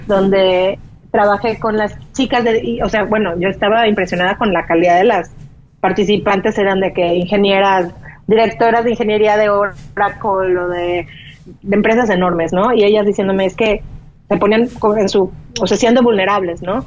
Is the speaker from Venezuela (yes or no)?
no; Mexico; moved away as an adult; also born or lived in Boston, United States; now in United States; lo que yo ya había aprendido mm. en México